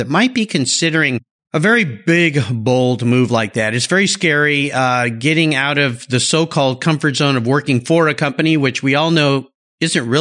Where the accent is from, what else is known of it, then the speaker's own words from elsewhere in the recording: La Jolla, California, United States; now in Washington State, United States; I grew up in La Jolla, California